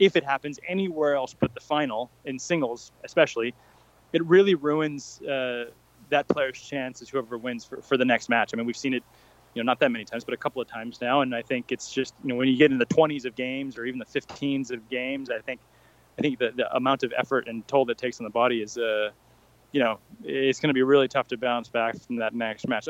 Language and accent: English; United States; being an American